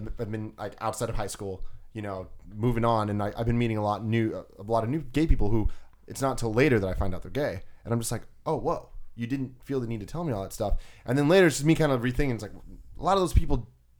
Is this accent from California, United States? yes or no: yes; San Francisco, California, United States; Growing up in San Francisco